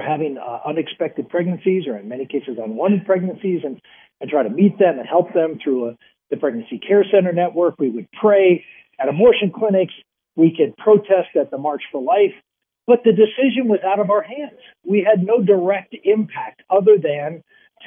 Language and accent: English; Pennsylvania, United States; my home state of Pennsylvania